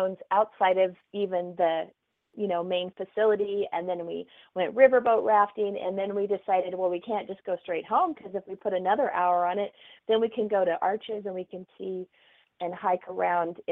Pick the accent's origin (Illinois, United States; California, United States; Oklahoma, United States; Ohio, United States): Oklahoma, United States; moved away; I grew up in Oklahoma.